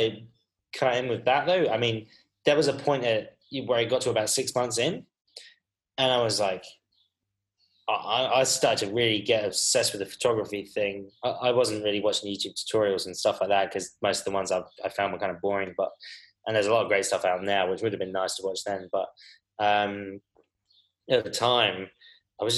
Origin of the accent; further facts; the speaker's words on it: Dover, South East England, United Kingdom; moved away as an adult; also born or lived in Canterbury, England / China; I grew up in Dover.